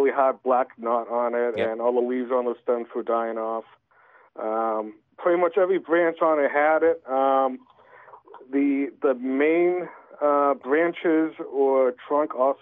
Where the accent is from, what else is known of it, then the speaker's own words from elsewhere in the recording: New Hampshire, United States; I am from New Hampshire.